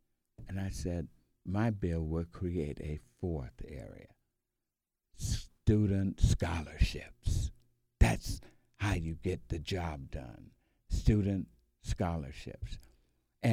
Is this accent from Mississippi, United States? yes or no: no; Atlanta, Georgia, United States; from Atlanta, Georgia.